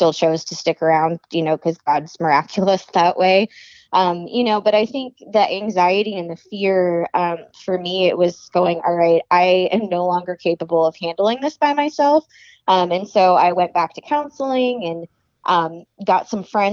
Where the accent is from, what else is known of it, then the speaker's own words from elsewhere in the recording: Arizona, United States; I grew up in Arizona.